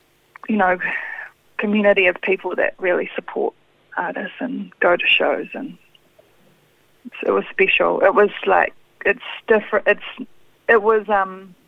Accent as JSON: {"language": "English", "region": "Auckland", "country": "New Zealand", "tie": "born there", "said": "I was born in Auckland, in Devonport."}